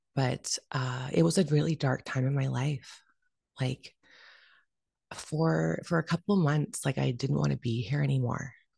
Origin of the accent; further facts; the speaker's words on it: Vancouver, British Columbia, Canada; been born and raised in Vancouver, Canada